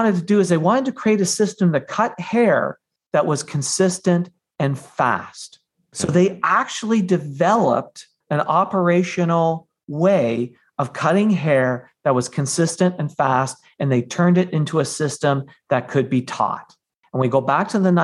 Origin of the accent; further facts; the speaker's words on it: Canada; I'm Canadian